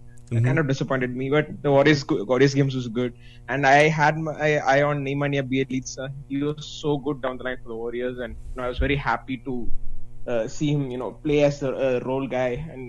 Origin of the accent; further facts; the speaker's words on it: India; I'm from India